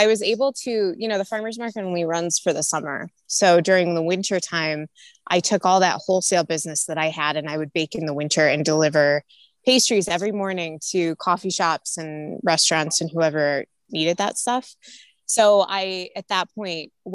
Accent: Illinois, United States; moved away as an adult; now in Denver, United States; I'm originally from Illinois. I'm a Midwest girl, grew up there, went to college there.

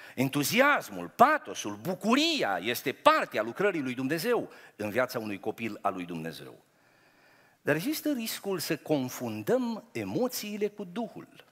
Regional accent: Romania; sunt român. Sunt creștin român

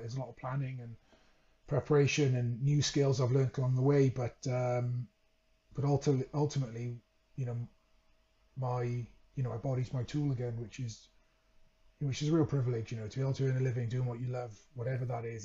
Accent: Wales, United Kingdom; moved away as an adult; also born or lived in Leeds; growing up in Wales

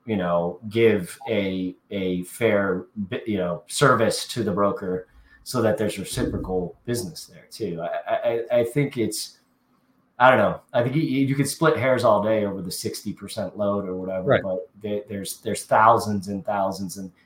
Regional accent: Kansas City, United States; Kansas City, my hometown

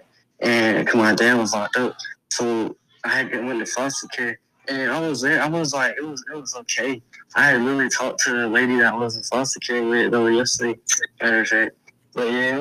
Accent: Cleveland, Ohio, United States; When you come from the South Side, you got to know how to teach you. You got to, especially Cleveland.

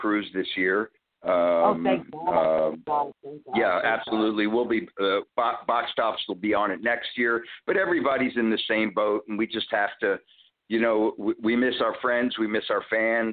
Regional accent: Allentown, Pennsylvania, United States; I'm originally from Pennsylvania, Allentown, PA, and near Philadelphia, near New York. So we were in a pretty good area in the 50s and 60s, and I started playing folk music with my sister when I was about 11 or 12

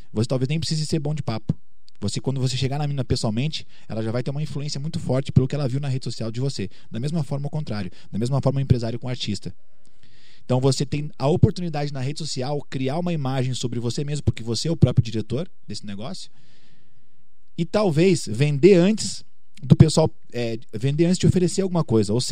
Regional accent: Curitiba, Paraná, Brazil; now in Belo Horizonte, Brazil; pô, vim lá de Curitiba, tô aqui em BH hoje

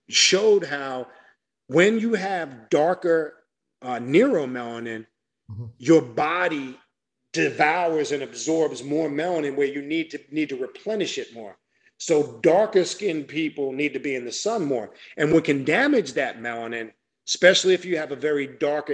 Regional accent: New York, United States; moved away as an adult; now in South Florida, United States; I'm born and raised in New York. And when I came down here to South Florida, several years back

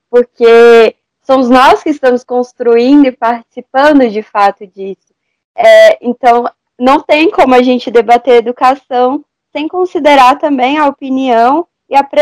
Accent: Federal District, Brazil; eu tenho 17 anos, eu estou no terceiro ano do ensino médio, eu sou do Distrito Federal

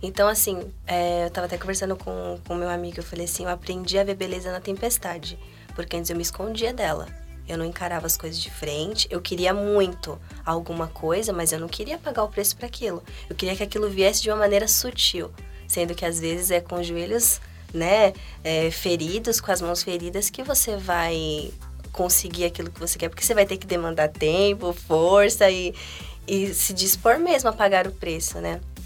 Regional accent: Guarulhos, São Paulo, Brazil; Eu nasci em Guarulhos, então a minha história de vida, assim, desde o início foi lá, então meus amigos estão lá.

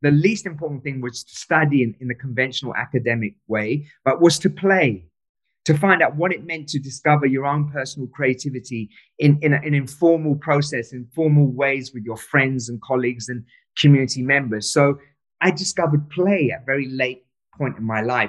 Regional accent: London, United Kingdom; also born or lived in Pakistan; We moved to London

